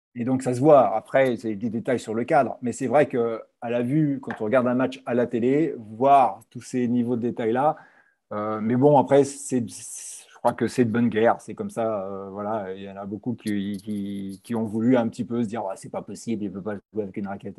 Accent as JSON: {"language": "French", "town": "Paris", "region": "Île-de-France", "country": "France"}